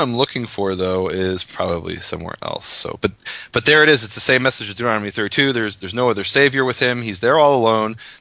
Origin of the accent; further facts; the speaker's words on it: Illinois, United States; moved away as an adult; also born or lived in Israel; I was born and raised in Illinois, lived in Israel for 19 years, but deep in my heart, I'm from Missouri.